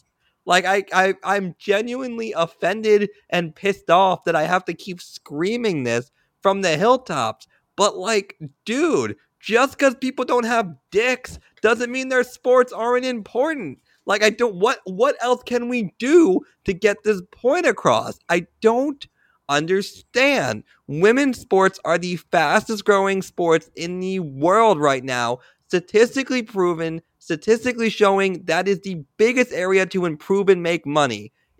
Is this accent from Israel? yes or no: yes; Israel; The reason this is a personal for me is having spent some time growing up in Israel and having friends that are still over there